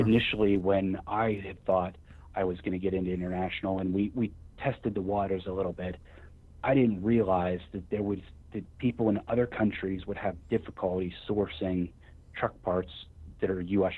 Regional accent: Wheeling, West Virginia, United States; I'm from Wheeling, West Virginia. I've been from the area all my life

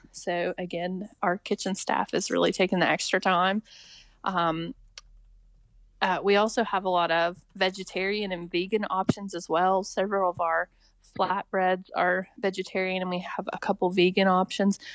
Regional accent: Richwood, West Virginia, United States; moved away as an adult; I grew up in Richwood

